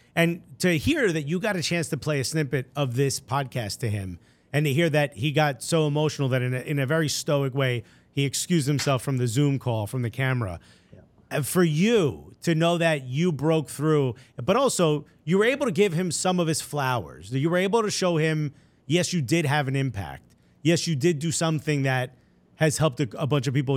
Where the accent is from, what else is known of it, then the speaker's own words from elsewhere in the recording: Newark, New Jersey, United States; I'm born and raised in Newark